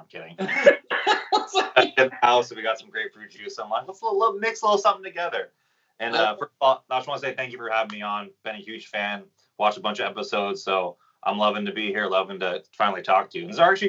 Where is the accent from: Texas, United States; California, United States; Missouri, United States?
California, United States; Carlsbad; So I grew up in Carlsbad, California. And for those who don't know where that is, San Diego, California, really close to the border of Mexico.